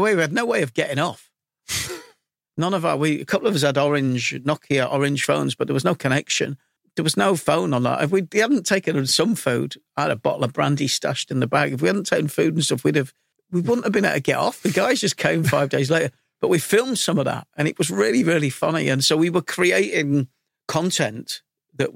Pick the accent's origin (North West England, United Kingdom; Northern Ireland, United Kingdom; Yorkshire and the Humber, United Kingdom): Yorkshire and the Humber, United Kingdom; Leeds; also born or lived in London; Growing up in Leeds, I mean, I'm 57 now, so I'm ancient